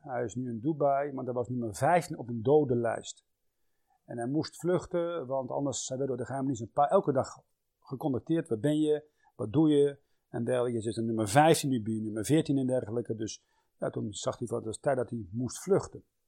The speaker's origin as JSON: {"language": "Dutch", "country": "Netherlands", "said": "wij Nederlanders"}